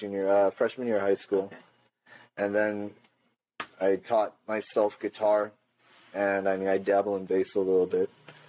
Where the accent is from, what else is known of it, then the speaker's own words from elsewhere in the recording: Florida, United States; also born or lived in New York; And then I moved to Florida, because I'm originally from New York.